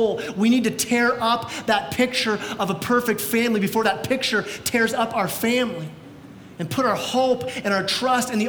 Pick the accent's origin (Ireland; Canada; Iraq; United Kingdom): Canada; we're Canadian